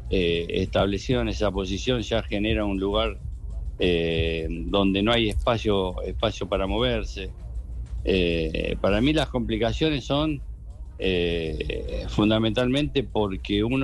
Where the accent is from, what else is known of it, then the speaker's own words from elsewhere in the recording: Colombia; born there; nací en Colombia en la época que mi papá, como decían anteriormente, jugó en Santa Fe.